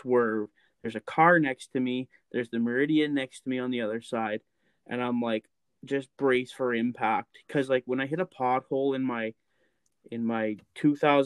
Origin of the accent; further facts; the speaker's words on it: Lac La Biche, Alberta, Canada; moved away; I grew up in Lac La Biche, Alberta